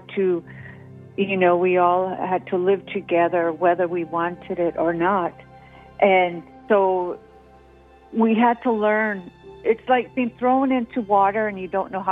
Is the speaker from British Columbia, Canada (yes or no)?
no; Blood Tribe, Alberta, Canada; I'm from the Blood Tribe, otherwise known as Gana Nation